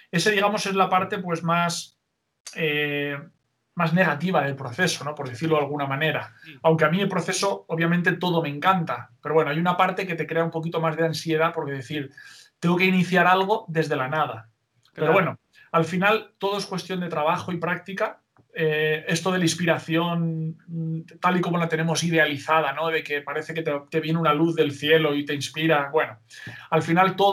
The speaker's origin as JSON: {"language": "Spanish", "town": "Novelda", "region": "Valencian Community", "country": "Spain", "tie": "born or raised there", "said": "Novelda, una ciudad, pueblo eh, que está cerquita de Alicante, a unos 20, 22 kilómetros de Alicante."}